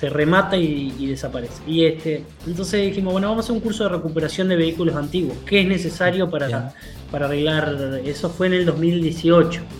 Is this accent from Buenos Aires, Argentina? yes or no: no; Rosario, Santa Fe, Argentina; yo me vine a vivir a Nueva hace unos años, yo soy rosarino